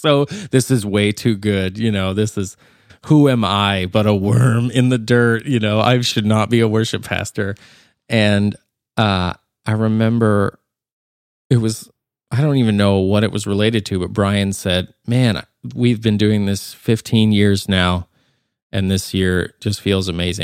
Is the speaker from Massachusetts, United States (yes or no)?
no; Nashville, Tennessee, United States; There was one person that they said, where are you from? And I said, I'm from Nashville.